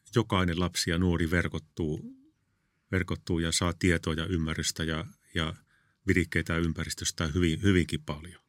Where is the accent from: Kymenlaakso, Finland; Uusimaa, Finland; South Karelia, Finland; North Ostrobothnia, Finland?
North Ostrobothnia, Finland; Kalajoki; moved away as an adult; also born or lived in Tuusula / Kerava; mä olin kasvoin Kalajoilla